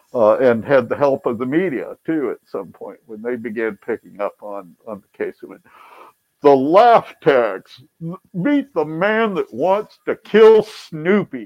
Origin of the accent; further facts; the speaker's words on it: Akron, Ohio, United States; moved away as an adult; also born or lived in Boston / Tucson, Arizona; Growing up in Akron